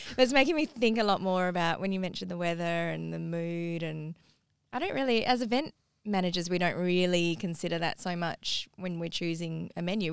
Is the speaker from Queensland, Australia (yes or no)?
no; Parramatta, New South Wales, Australia; also born or lived in Eastwood / Ermington; I grew up in Parramatta, Eastwood, Irvington